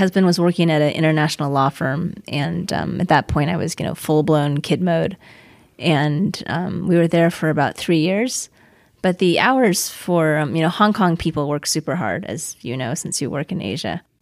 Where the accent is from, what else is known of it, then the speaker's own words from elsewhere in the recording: Costa Mesa, California, United States; moved away as an adult; I grew up in Costa Mesa, California.